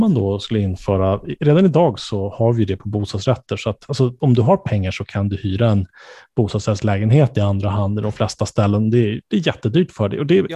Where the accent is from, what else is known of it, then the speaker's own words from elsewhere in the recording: Stockholm County, Sweden; jag som då är född och uppvuxen i, eh, Stockholmsregionen, om än inte i Stockholms kommun